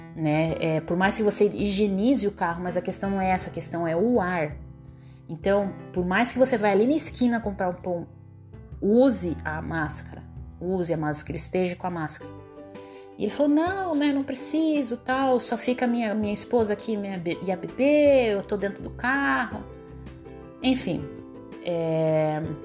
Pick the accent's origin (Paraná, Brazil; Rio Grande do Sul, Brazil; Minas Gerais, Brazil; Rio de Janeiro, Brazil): Paraná, Brazil; a port city in; now in Joinville, Brazil; é o berço da civilização do Paraná, é a minha cidade natal